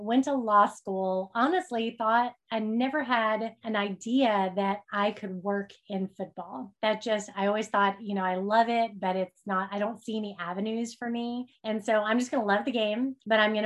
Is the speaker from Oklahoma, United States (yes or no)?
yes; Oklahoma, United States; I grew up in Oklahoma